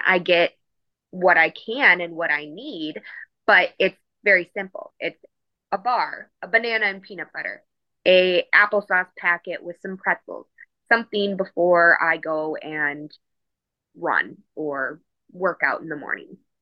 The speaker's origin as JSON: {"language": "English", "town": "Milwaukee", "region": "Wisconsin", "country": "United States", "also_born_or_lived": "Fort Worth, Texas", "moved": "as an adult", "said": "I am originally from Milwaukee, Wisconsin"}